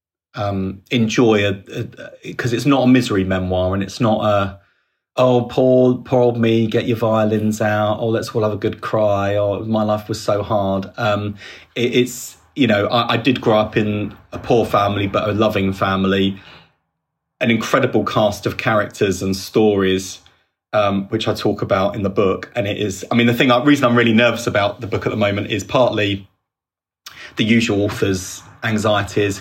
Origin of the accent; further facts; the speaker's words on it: London, United Kingdom; I'm from the East End